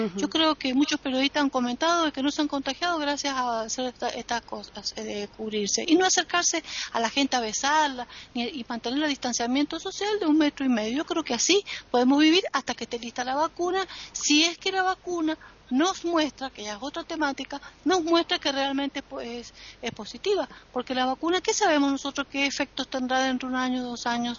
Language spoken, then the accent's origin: Spanish; Argentina